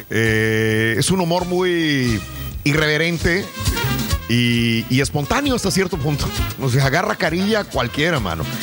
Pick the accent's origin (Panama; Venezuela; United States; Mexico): Mexico; Monclova, Coahuila; Soy de Monclova, sí, es que si no lo aguantan es muy irreverente